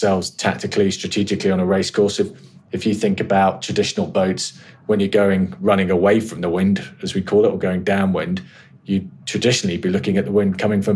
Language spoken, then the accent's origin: English; Carrick Roads and the Fal Estuary, South West England, United Kingdom; I grew up sailing in the Carrick Roads and off the Fal Estuary.